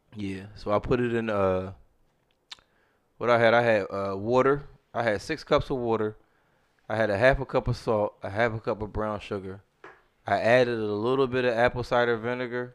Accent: United States; as an American

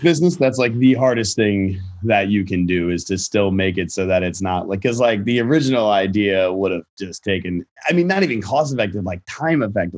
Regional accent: Virginia, United States; I'm from Virginia. We did, like, you know, I was doing, like, local theater there and stuff like that, high school theater.

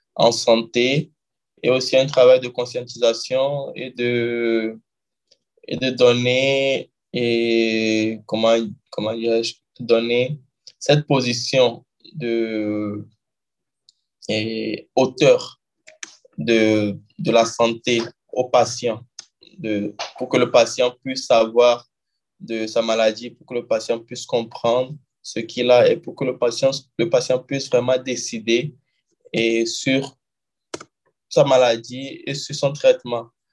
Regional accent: Lomé, Maritime, Togo; moved away as an adult; also born or lived in Guinea; now in Rio de Janeiro, Brazil; je suis togolais d'origine et je suis né au Togo à Lomé.

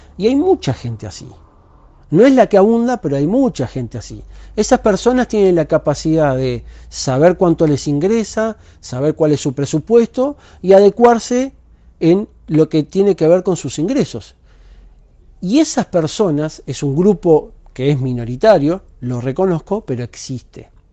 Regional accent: Uruguay; soy uruguayo

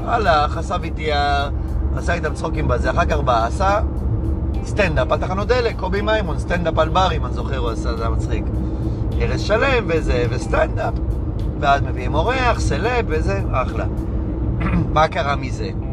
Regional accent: Hadera, Haifa District, Israel; כשהיינו ילדים מחדרה

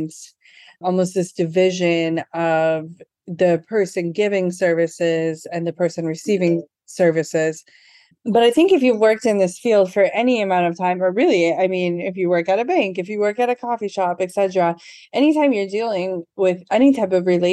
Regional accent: Midwest, United States; moved away as an adult; also born or lived in California / Port-au-Prince, Haiti; I'm from the Midwest

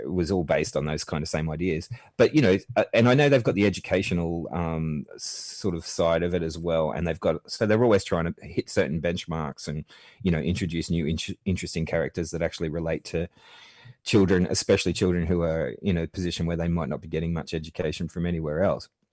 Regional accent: Australia; I grew up watching seventies Sesame Street in the eighties in Australia

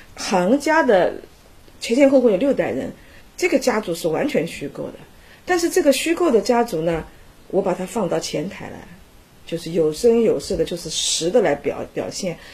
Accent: Hangzhou, Zhejiang, China; 我就是因为是杭州人。我小的时候就住在那个西湖边，旁边就是岳飞他们家，就是岳飞南宋西湖家，对面就是那个，那个大理寺啊。走过去十分钟就到西湖边了

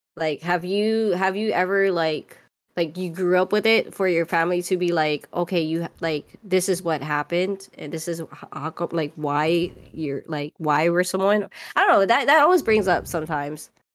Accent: Oahu, Hawaii, United States; moved away as an adult; nineteen years off the rock on the island of Oahu, I ended up moving to the mainland

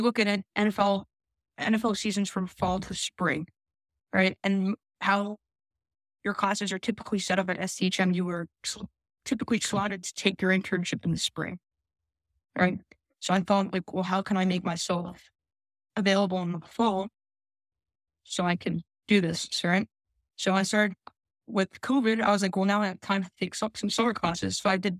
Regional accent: New Jersey, United States; moved away as an adult; also born or lived in Philadelphia / Los Angeles; growing up in South Jersey, went to school in Philadelphia, 30, 40 minutes away

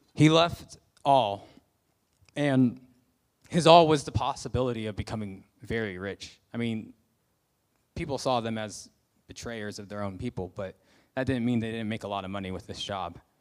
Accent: United States; moved away; I'm a Christian, I'm from America

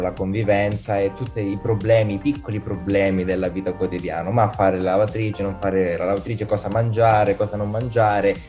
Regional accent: Calabria, Italy; moved away as an adult; now in Milan, Italy; sono calabrese, credo si senta

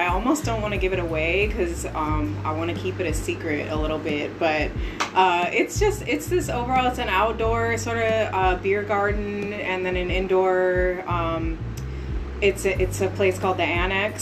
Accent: Oakland, California, United States; moved away as an adult; now in Portland, United States; I'm actually from Oakland, California

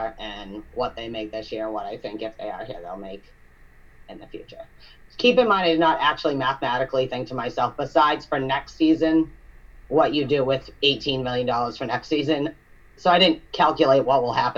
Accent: New England, United States; We're Hockey East fans because we grew up in New England and we're surrounded by Hockey East teams

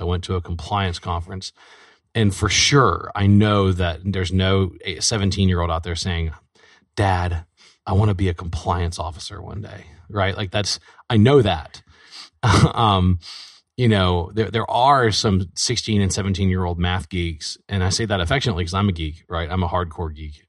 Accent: Baton Rouge, Louisiana, United States; I was born and raised in Baton Rouge

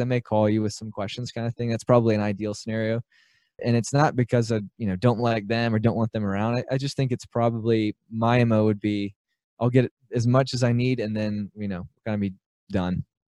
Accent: Birmingham, Alabama, United States; I grew up in Birmingham, Alabama. I still live here.

